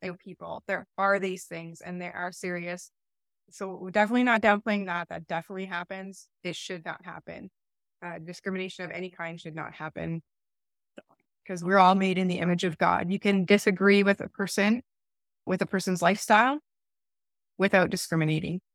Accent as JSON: {"language": "English", "region": "Eastern Ontario", "country": "Canada", "said": "I come from Eastern Ontario"}